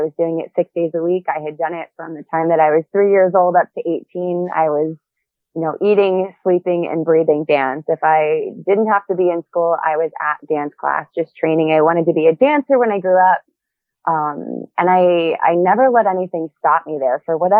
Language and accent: English; Ohio, United States; I grew up in Ohio. I had a pretty supportive family. I started dancing at a very young age.